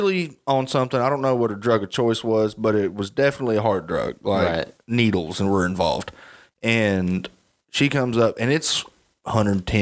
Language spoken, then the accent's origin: English; Arkansas, United States; I'm from Arkansas